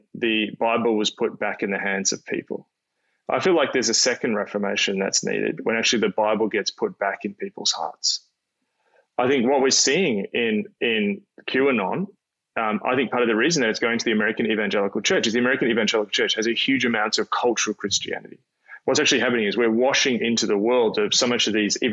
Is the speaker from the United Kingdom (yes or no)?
no; Australia; as an Australian